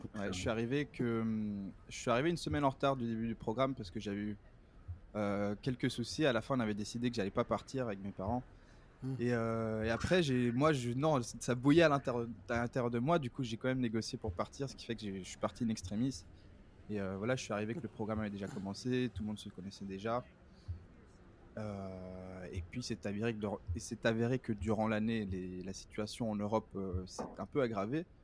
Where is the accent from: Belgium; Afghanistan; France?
Belgium; Brussels, Brussels-Capital Region; moved away as an adult; now in New York, United States; je suis né à Bruxelles, en Belgique.